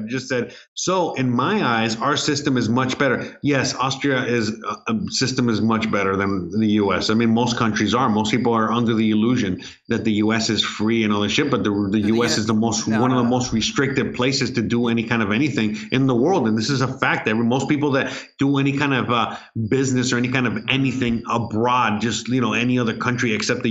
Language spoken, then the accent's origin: English; Miami, Florida, United States; moved away as an adult; now in Mexico; I'm from Miami